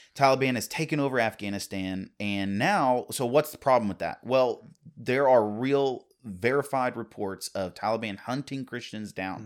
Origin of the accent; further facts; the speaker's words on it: United States; as American citizens